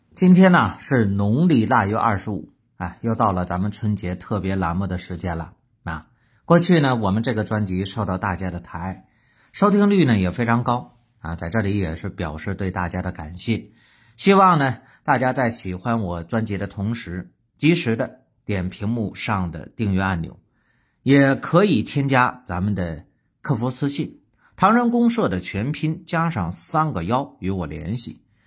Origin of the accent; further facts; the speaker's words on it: Northeast China, China; 鱼头炖豆腐，哎，咱们东北的名菜